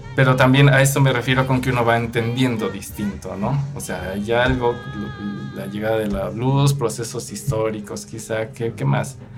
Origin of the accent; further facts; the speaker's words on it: Mexico City, Mexico; Nosotros crecimos en la Ciudad de México, allá aprendimos a tocar música purépecha